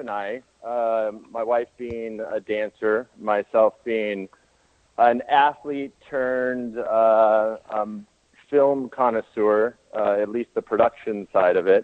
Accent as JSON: {"language": "English", "region": "Southern California", "country": "United States", "also_born_or_lived": "Colorado", "moved": "as an adult", "said": "We're from Southern California"}